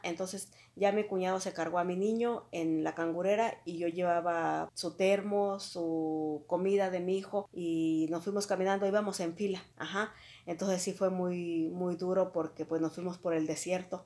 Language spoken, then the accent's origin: Spanish; Mexico; moved away as an adult; also born or lived in Ciudad Juárez; de mi pueblo donde yo soy originaria